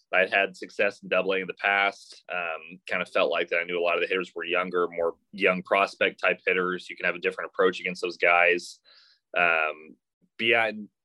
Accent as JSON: {"language": "English", "region": "Oklahoma", "country": "United States", "moved": "yes", "lives_now": "Arkansas, United States", "said": "I'm from Oklahoma"}